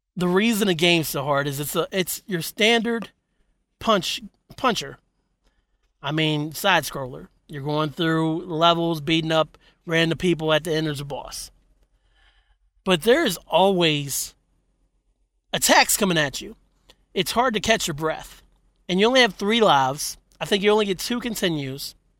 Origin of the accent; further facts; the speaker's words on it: West Virginia, United States; I was raised in Cape and Bridge, West Virginia